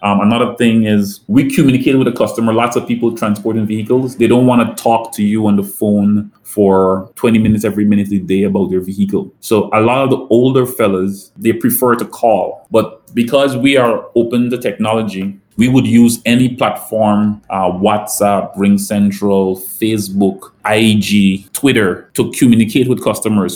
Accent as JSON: {"language": "English", "country": "Guyana", "tie": "born or raised there", "also_born_or_lived": "Florida, United States", "moved": "as an adult", "lives_now": "St. Lucia", "said": "I grew up in Guyana"}